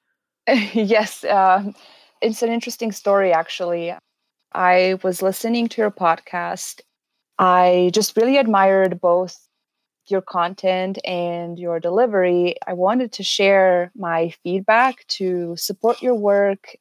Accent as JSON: {"language": "English", "country": "Serbia", "also_born_or_lived": "Canada", "moved": "as an adult", "lives_now": "Edmonton, Canada", "said": "I am originally from Serbia, small European country. I moved to Canada in twenty fourteen after completing my bachelor's degree in social work"}